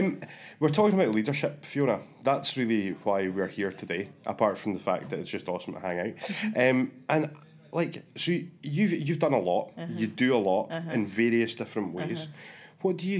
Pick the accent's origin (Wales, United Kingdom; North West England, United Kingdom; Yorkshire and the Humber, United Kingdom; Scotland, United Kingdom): Scotland, United Kingdom; Speyside; moved away as an adult; also born or lived in Aberdeen; now in Glasgow, United Kingdom; I'm from the northeast. I'm from, well, I was born in Aberdeen, you know, lived in Speyside for most of my life, moved down to Glasgow about 15 or 16 years ago.